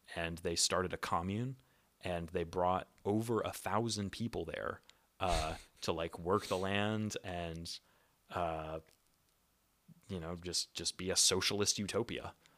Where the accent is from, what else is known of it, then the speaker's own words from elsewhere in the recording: United States; moved away; in my home country